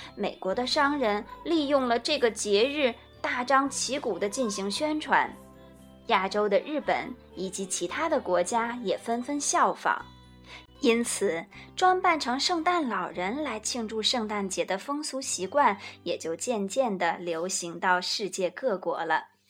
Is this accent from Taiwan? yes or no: no; China; 就像我们中国人过春节吃年夜饭那样